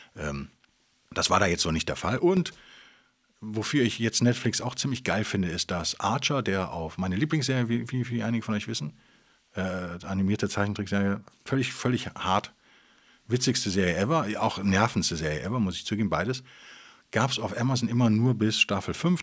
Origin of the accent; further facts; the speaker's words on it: Cologne, North Rhine-Westphalia, Germany; Als Kölner